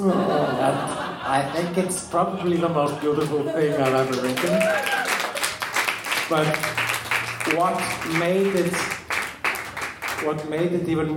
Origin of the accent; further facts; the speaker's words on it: Iceland; I'm Icelandic